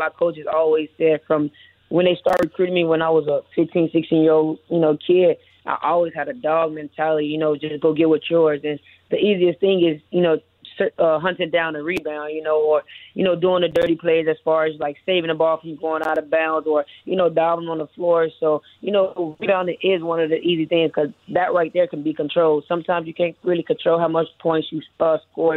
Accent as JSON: {"language": "English", "town": "Chicago", "region": "Illinois", "country": "United States", "tie": "born or raised there", "moved": "as an adult", "lives_now": "Miami, United States", "said": "I'm from Chicago as a youngin'"}